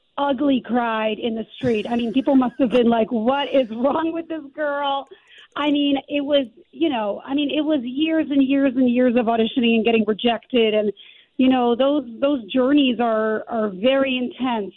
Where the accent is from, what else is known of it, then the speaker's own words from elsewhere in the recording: Calgary, Alberta, Canada; moved away as an adult; also born or lived in New York; But I grew up in Calgary, and I studied there